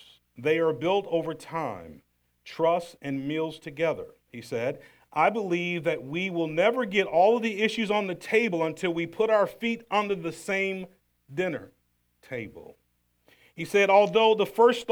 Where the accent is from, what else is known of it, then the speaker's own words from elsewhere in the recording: the South, United States; Growing up in the South, 50 years old in the South, poor family in the South